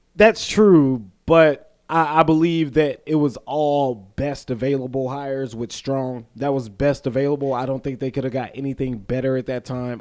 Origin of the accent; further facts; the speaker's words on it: the South, United States; accent: Southern; we're from the South. You know, if you go up north, they'll probably be like, yo, you, you have a accent